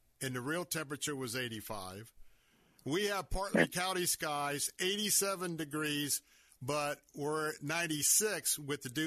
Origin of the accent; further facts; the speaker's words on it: Tampa, Florida, United States; born and raised in Tampa, Florida